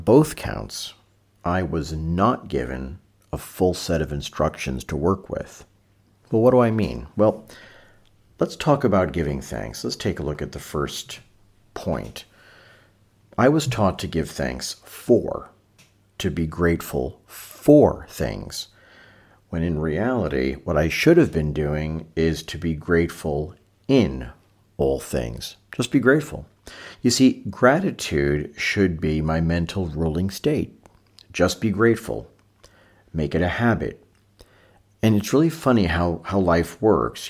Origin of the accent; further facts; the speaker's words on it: New York City, New York, United States; growing up in Brooklyn in the 1970s